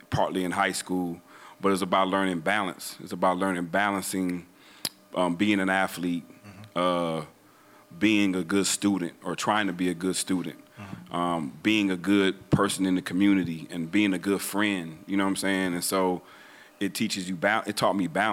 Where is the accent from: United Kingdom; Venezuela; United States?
United States; Milwaukee, Wisconsin; moved away as an adult; also born or lived in Nashville, Tennessee; now in Atlanta, United States; growing up in Milwaukee, man, and playing basketball on the playgrounds and at the club